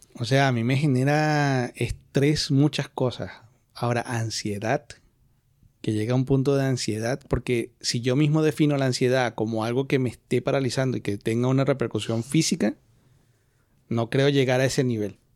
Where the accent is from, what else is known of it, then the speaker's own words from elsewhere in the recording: Venezuela; now in Spain; ni siquiera como latinos, como venezolanos